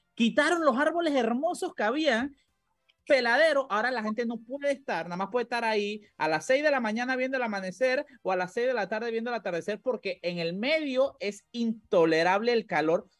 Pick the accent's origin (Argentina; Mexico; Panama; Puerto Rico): Panama; La Chorrera, Panamá Oeste; yo soy de Chorrera y yo recuerdo eh, cuando vivía allá